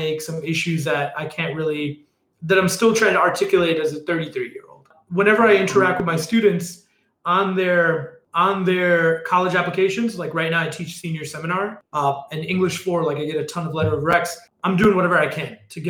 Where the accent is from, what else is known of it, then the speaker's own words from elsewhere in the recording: Chicago, Illinois, United States; I left Chicago Public Schools to the suburbs